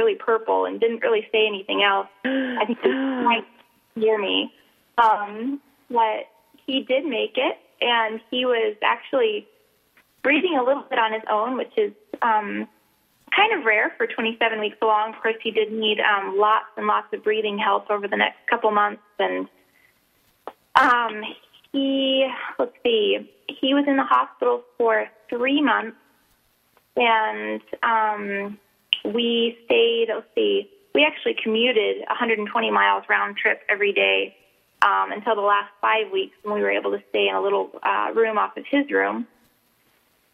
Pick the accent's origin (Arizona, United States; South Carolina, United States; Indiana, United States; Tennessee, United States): South Carolina, United States; moved away as an adult; now in Alaska, United States; I'm from South Carolina